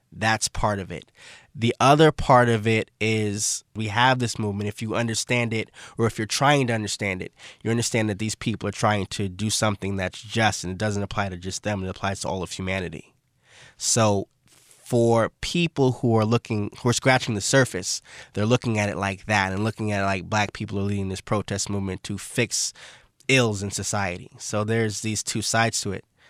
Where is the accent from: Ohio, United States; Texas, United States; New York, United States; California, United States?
New York, United States; New York City; moved away as an adult; also born or lived in Brooklyn, New York / Buffalo, New York / Barcelona, Spain; actually born in Brooklyn. I never lived in Brooklyn. I'm from Saint Albans, Queens, Southeast Queens.